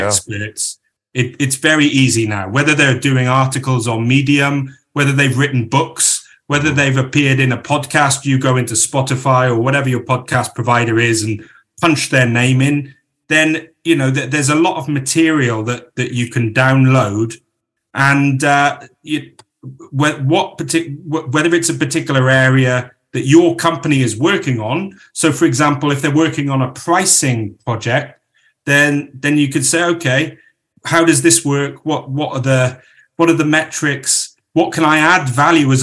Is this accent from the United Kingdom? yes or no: yes; Crickhowell, Wales, United Kingdom